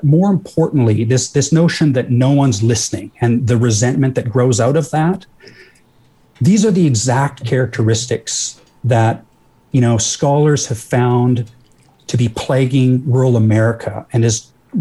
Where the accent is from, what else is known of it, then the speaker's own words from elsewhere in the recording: rural Alberta, Canada; I'm from rural Alberta too